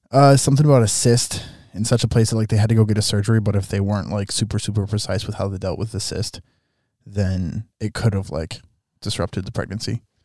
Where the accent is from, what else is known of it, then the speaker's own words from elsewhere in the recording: southern Minnesota, United States; this church in my hometown